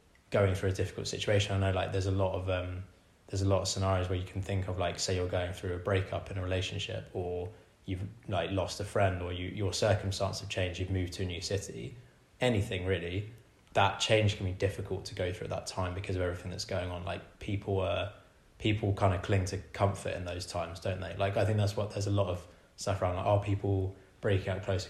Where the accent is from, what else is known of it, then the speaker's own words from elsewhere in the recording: England, United Kingdom; I'm English